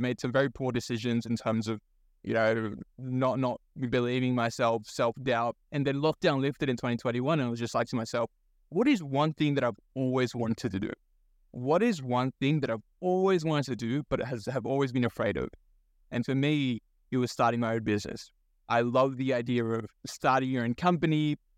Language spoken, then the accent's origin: English; Sydney, New South Wales, Australia; also born or lived in Bangladesh; I was born in Bangladesh. So first gen migrant, moved to this country in 2003 with my immigrant parents. Um, and so a lot of my early childhood followed a very typical migrant story of, you know, growing up, trying to find a sense of belonging. I grew up in Western Sydney